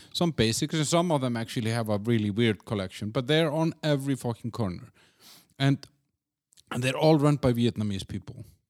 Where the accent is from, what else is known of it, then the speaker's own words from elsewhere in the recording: Iceland; now in Prague, Czech Republic; I'm from Iceland